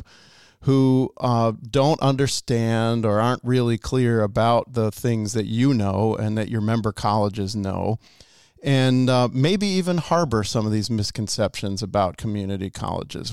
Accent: Michigan, United States; moved away; I grew up in Michigan

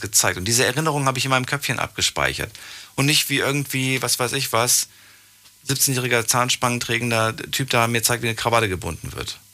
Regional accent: Frankfurt, Hesse, Germany; Ich bin in Frankfurt groß geworden

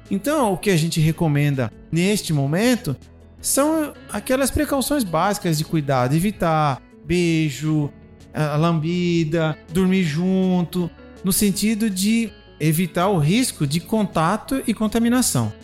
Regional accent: Cuiabá, Mato Grosso, Brazil; como cuiabano que sou de origem

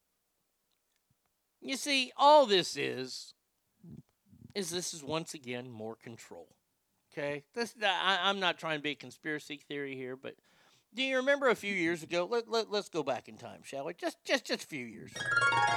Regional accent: Dallas, Texas, United States; growing up in Dallas

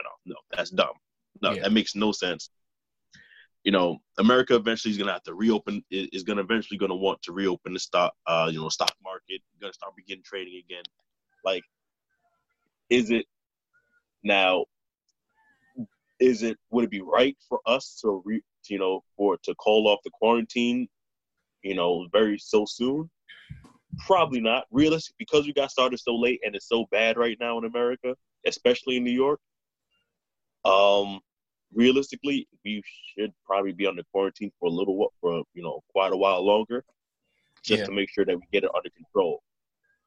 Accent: Jamaica; I'm Jamaican

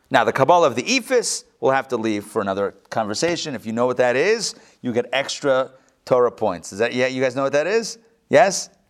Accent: Rehovot, Central District, Israel; born there; I yes, as you would know, I was born in Rehovot.

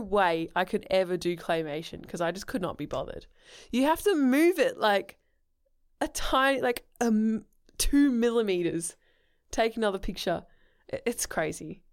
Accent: England, United Kingdom; I'm English

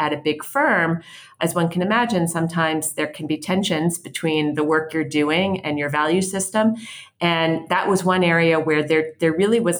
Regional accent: Philadelphia, Pennsylvania, United States; moved away as an adult; also born or lived in Washington, D.C.; I grew up in Philadelphia, which is where I live now

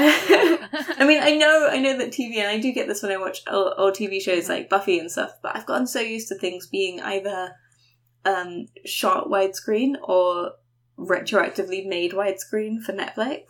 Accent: London, United Kingdom; moved away; also born or lived in New York; I grew up in London

